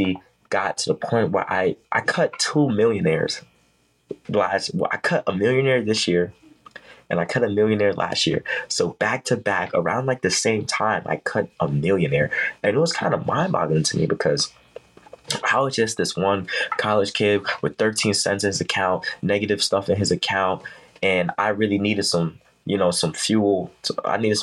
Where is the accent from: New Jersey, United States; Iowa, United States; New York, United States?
New York, United States; New York City; I'm from New York City.